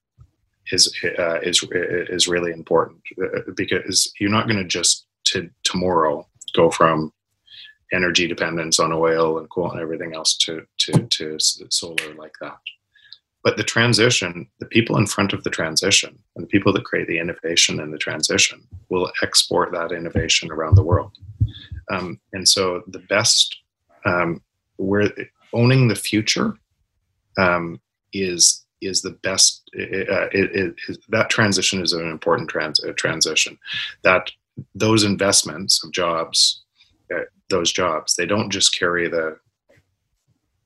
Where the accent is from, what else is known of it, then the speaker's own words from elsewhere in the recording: Canada; I'm from Canada